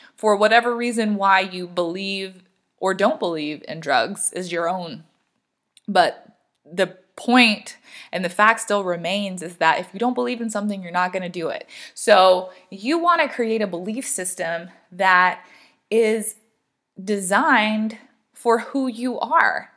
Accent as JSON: {"language": "English", "region": "the South", "country": "United States", "tie": "born or raised there", "said": "I grew up in the South"}